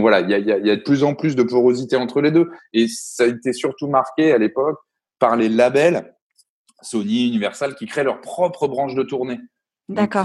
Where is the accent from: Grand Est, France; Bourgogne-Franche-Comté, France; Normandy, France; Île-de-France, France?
Grand Est, France; Reims; moi, je viens de la Champagne, à la base de Reims